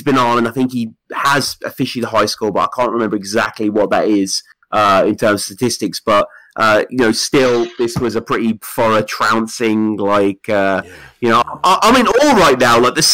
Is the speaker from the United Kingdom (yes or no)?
yes; United Kingdom; I'm a British guy